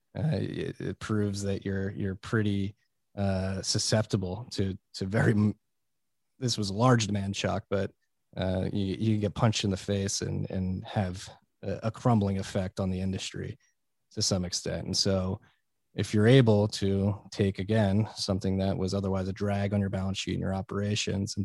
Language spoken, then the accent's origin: English; Philadelphia, Pennsylvania, United States; I'm a boy from Philly